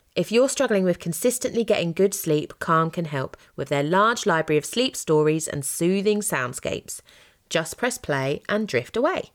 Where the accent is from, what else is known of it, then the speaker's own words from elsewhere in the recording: United Kingdom; I'm just too British with languages.